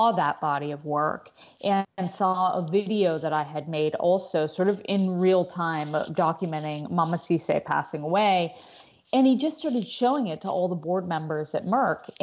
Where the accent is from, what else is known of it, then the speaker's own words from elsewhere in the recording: United States; As an American woman